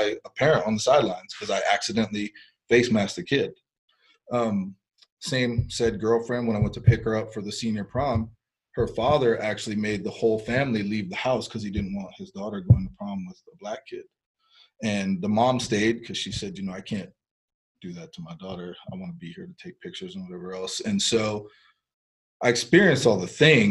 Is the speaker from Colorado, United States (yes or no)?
yes; Fort Collins, Colorado, United States; first language Spanish; English is a second language; I'm born and raised in Fort Collins, Colorado